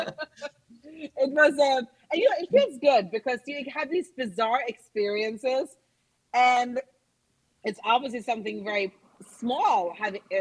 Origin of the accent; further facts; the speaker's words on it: Norway; also born or lived in New York; now in Los Angeles, United States; I'm originally from Norway. I dabbled in theater and acting as a child, and I studied in New York